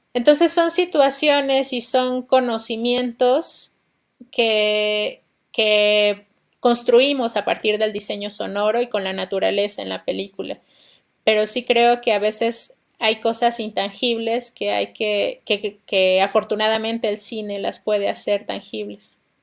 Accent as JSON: {"language": "Spanish", "region": "Oaxaca", "country": "Mexico", "tie": "born or raised there", "also_born_or_lived": "Mexico City", "moved": "as an adult", "said": "yo soy de la ciudad de Oaxaca, nací en Oaxaca"}